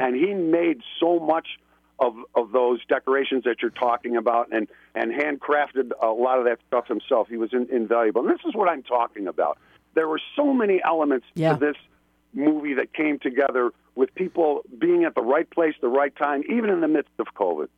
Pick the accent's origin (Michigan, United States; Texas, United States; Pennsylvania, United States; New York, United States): New York, United States; Buffalo; accent: flat A's, East Coast; moved away; I'm from originally from Buffalo, New York. You can probably hear it in my flat A's and my East Coast